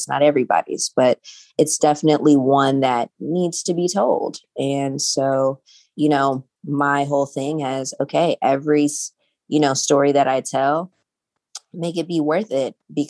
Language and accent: English; Los Angeles, California, United States; I grew up in South Central Los Angeles.